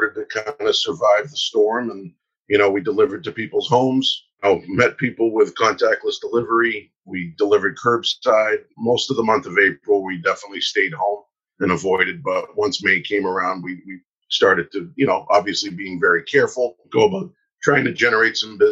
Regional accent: Newburyport, Massachusetts, United States; I grew up on the North Shore up in Newburyport

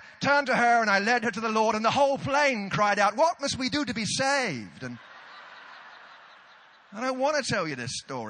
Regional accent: United Kingdom; we're British

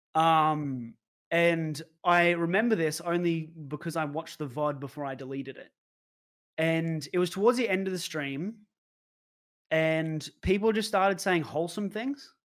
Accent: Brisbane, Queensland, Australia; moved away as an adult; also born or lived in Melbourne; born and raised in Brisbane, Australia

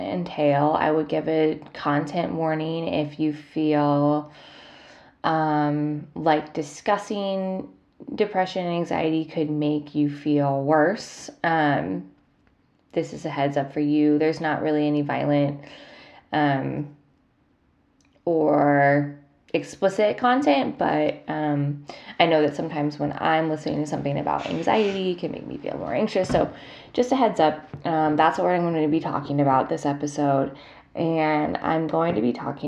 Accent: Columbus, Ohio, United States; moved away; I'm getting ready to go home to my hometown, Columbus, Ohio

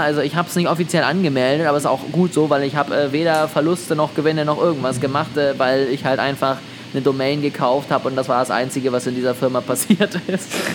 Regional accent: Germany; als Deutscher

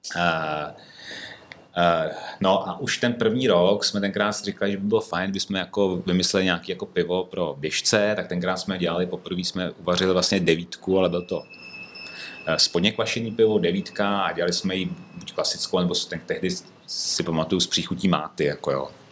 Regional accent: Ústí nad Labem, Ústí nad Labem Region, Czechia; also born or lived in Prague / Děčín; now in Krásná Lípa, Czechia; Já jsem původně vlastně ze severních Čech, přímo eh, rodák z Ústí

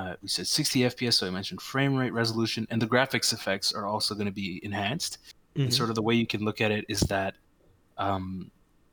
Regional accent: Canada; we are Canadian

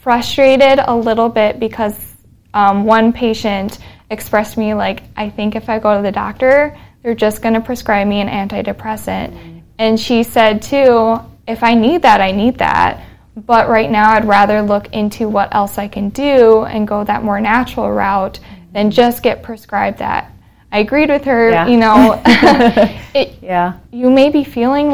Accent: rural Minnesota, United States; accent: northern; moved away as an adult; also born or lived in Texas / Fargo, North Dakota; now in Denton, United States; born in Texas. I moved up to Minnesota when I was 7 with my family. And so, very rural Minnesota, and then went to Fargo for pharmacy school

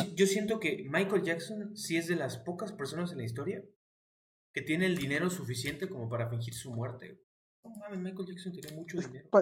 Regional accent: Mexico; como mexicano no tengamos acento

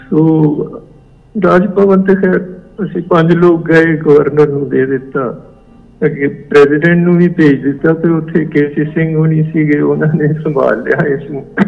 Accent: Punjab, India; moved away as an adult; also born or lived in Libya / Germany; now in Bangalore, India; ਹੁਣ ਮੈਨੂੰ ਪੰਜਾਬ ਤੋਂ ਬਾਹਰ ਆਇਆ ਅੱਧੀ ਸਦੀ ਤੋਂ ਵੱਧ ਸਮਾਂ ਹੋ ਗਿਆ 1966 ਦੇ ਵਿੱਚ ਮੈਂ ਪੰਜਾਬ ਤੋਂ ਨਿਕਲ ਗਿਆ ਸੀ

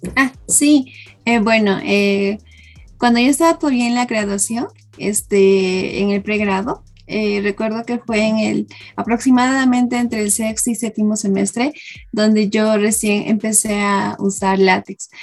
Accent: Cusco, Peru; moved away; yo soy de Cusco.

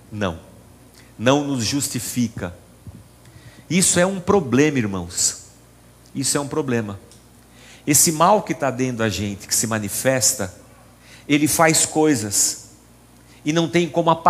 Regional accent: São Paulo, Brazil; born there; Eu nasci aqui no Tatuapé

